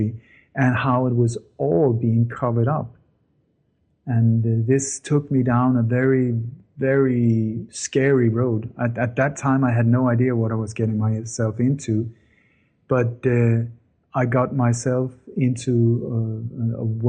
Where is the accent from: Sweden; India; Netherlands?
Sweden; also born or lived in Denmark; I was born in Denmark, but I grew up in Sweden